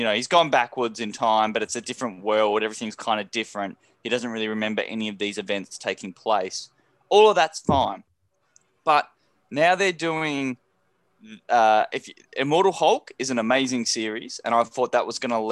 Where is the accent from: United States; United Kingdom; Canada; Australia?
Australia; Tasmania; moved away; I'm from Tasmania.